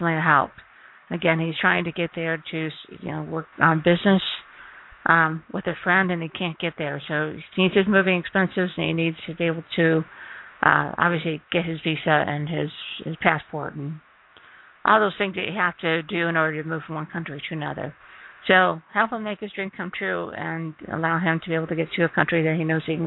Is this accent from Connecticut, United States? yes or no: no; Ohio, United States; now in Mesa, United States; I'm from Ohio, too, so that's always a say hi, fellow Ohioan